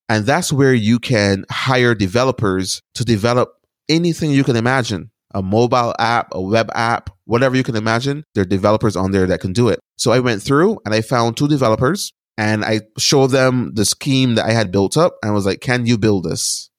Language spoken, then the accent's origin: English; Barbados; moved away as an adult; now in United States; So I was born and raised in Barbados. I lived there until I was about eighteen years old. And then I moved to the United States to go to college